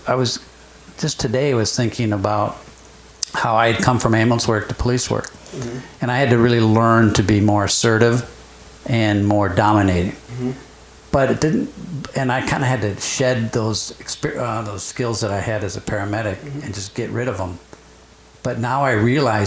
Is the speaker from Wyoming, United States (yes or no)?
no; Iowa, United States; I was born in Iowa as well